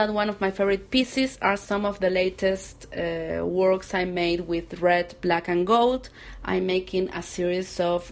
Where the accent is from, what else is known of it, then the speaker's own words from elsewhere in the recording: Argentina; English is a second language; I'm from Argentina